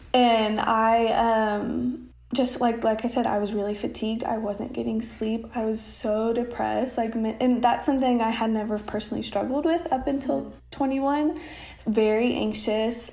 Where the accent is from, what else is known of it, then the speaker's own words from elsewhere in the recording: Oklahoma, United States; also born or lived in Austin; I'm from Oklahoma